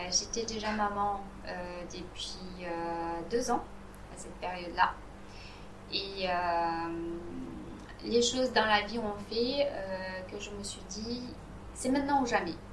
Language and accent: French; Italy; dans mon pays d'origine, qui est l'Italie, euh, la cuisine euh, était toujours le centre de, des événements